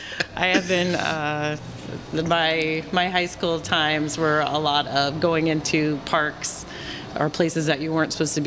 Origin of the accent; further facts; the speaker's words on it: Citrus Heights, California, United States; also born or lived in Ukiah, California / Little River, California; So we moved from Little River to Sacramento area